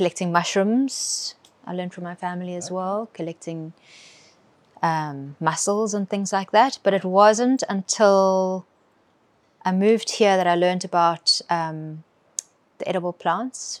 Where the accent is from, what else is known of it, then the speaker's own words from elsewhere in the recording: Cape Town, Western Cape, South Africa; now in Cape Point, South Africa; Born and bred in Cape Town, but in the suburbs.